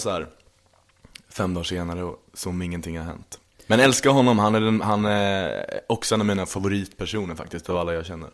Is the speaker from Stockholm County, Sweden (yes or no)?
no; Linköping, Östergötland, Sweden; moved away; jag kommer ju från Linköping mm. från början. Och från en liten, liten håla eh, strax utanför, utanför liksom, som heter Berg